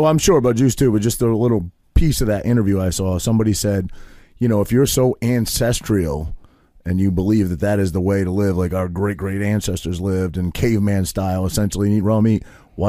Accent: United States; I'm American.

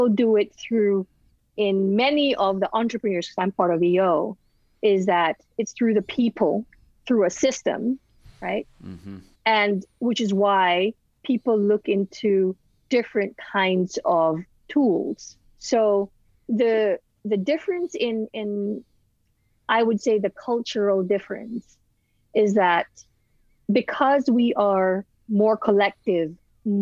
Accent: Philippines; I'm Filipina

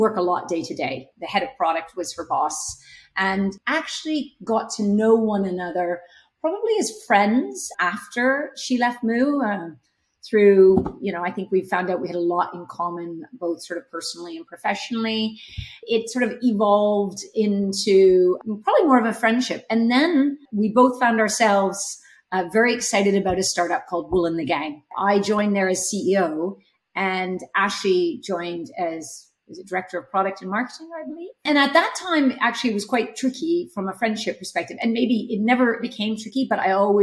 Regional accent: Canada; moved away as an adult; also born or lived in Czech Republic; now in United Kingdom; So you might hear from my accent, I'm not from the UK, I'm from Canada.

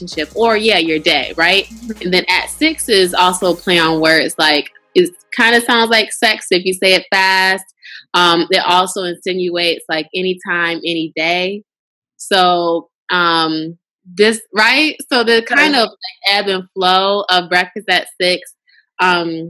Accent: Lansing, Michigan, United States; moved away as an adult; also born or lived in Chicago; I'm originally from Michigan, but I'm from Lansing, the capital city

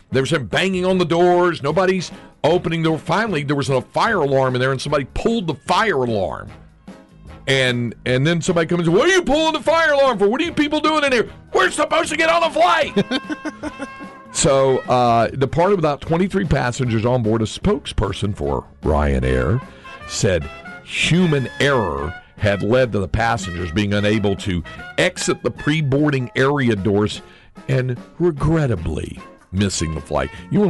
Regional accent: North Carolina, United States; So Piedmont used to be a full-fledged airline where I was growing up in North Carolina, but now it's just a regional jet service thing.

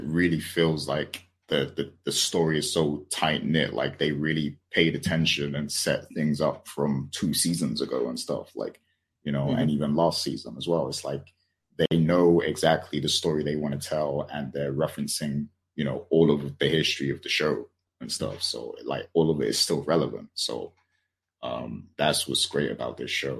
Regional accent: United Kingdom; I'm British

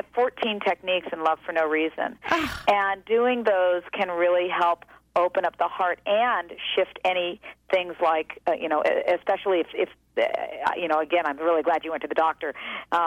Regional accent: California, United States; As a Californian

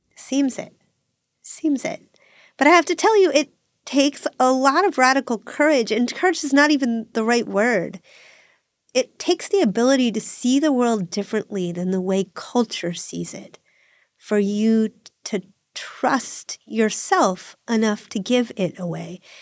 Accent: Northeast, United States; I'm a lesbian from the Northeast

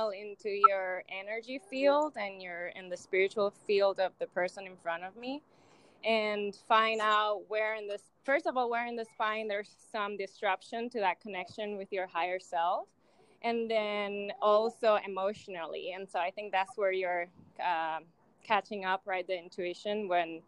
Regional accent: Isabela, Puerto Rico; first language Spanish; English is a second language; moved away as an adult; also born or lived in Florida; now in Austin, United States; I'm from Puerto Rico, from Isabela, and I left Puerto Rico when I was 22

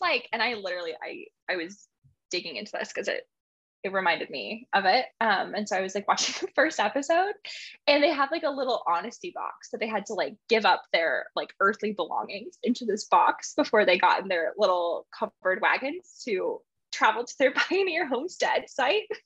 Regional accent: Montana, United States; I grew up in Montana.

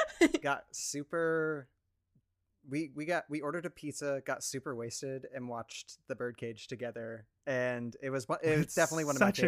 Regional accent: Spokane, Washington, United States; I grew up in Spokane.

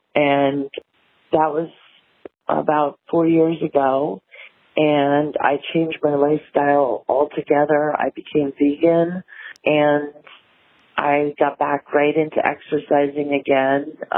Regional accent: New York City, New York, United States; I'm in my mid-50s. I'm 55. I grew up in New York City and in the 70s and 80s and was a runner from the time I was 8 on.

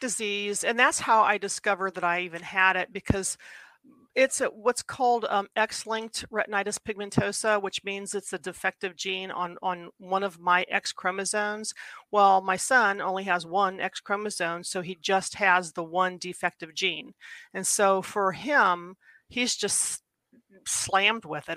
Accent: Ohio, United States; I grew up in Ohio.

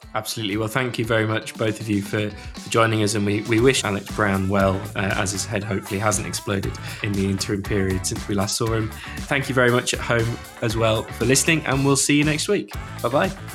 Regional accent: York, Yorkshire and the Humber, United Kingdom; I'm from York

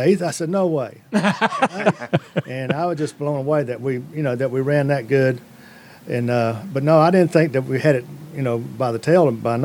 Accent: Huntsville, Alabama, United States; when I grew up in Huntsville, Alabama, we had a little village right next to our housing development

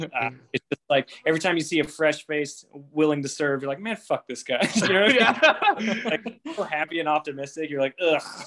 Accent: Midwest, United States; I'm white and from the Midwest

